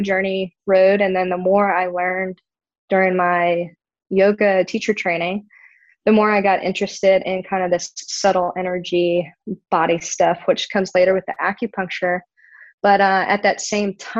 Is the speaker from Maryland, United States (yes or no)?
yes; Maryland, United States; moved away; I'm originally from Maryland